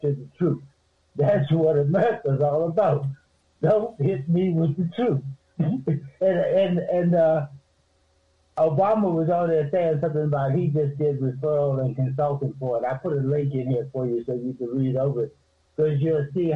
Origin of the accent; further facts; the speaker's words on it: the South, United States; I'm from the South